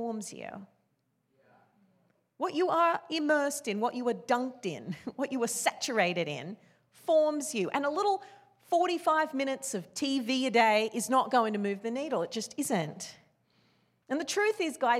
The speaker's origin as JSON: {"language": "English", "country": "Australia", "tie": "born or raised there", "said": "I grew up in Australia. That's where I was born"}